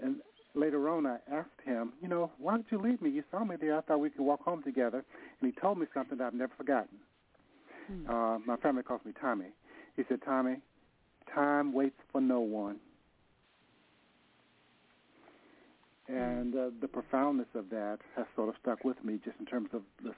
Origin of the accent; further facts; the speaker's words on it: Nashville, Tennessee, United States; now in San Francisco, United States; I'm from Nashville. I moved to San Francisco.